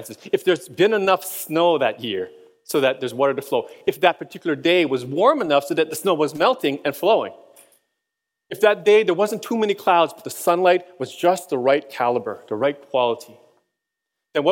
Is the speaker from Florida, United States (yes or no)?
no; Hawaii, United States; moved away as an adult; also born or lived in Boston; when I was a kid, I grew up in Hawaii